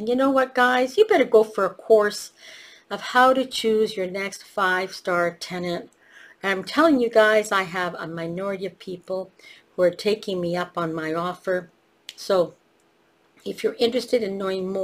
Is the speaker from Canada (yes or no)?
yes; Canada; also born or lived in Italy; I was born in Canada